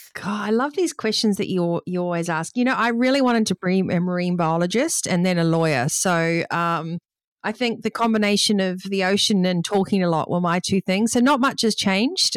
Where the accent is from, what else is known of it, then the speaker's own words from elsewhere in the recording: New Zealand; growing up in New Zealand